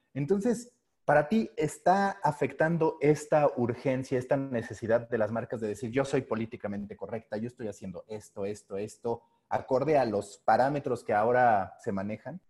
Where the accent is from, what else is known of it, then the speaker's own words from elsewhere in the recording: Mexico; siendo mexicano